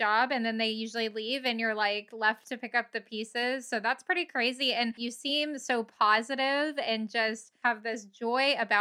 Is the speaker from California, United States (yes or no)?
no; Dallas, Texas, United States; moved away; also born or lived in Kansas / Washington; I'm originally from the Dallas area